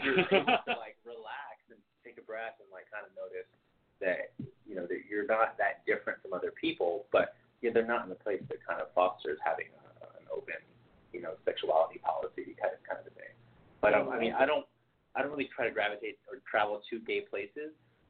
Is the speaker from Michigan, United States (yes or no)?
no; South Texas, United States; now in Los Angeles, United States; my hometown is in South Texas